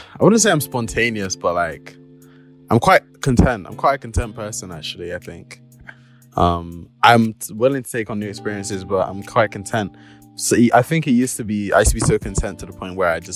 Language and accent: English; United Kingdom; I'm just British, mate.